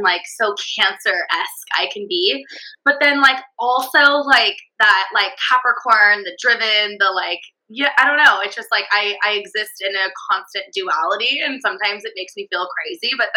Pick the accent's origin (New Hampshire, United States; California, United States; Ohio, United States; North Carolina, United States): California, United States; accent: California accent; valley girl; my California accent